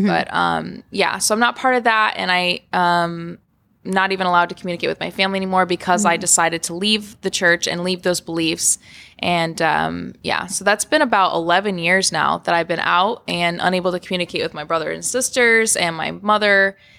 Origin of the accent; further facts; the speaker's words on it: Florida, United States; also born or lived in Kansas / Connecticut; now in Los Angeles, United States; So I was born in Florida